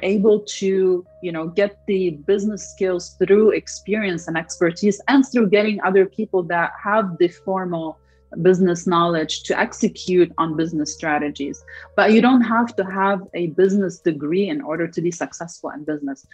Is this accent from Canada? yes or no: no; Lebanon; moved away as an adult; also born or lived in Detroit, United States / California, United States; now in United States; I'm originally from Lebanon, so I came from from Lebanon all the way to Detroit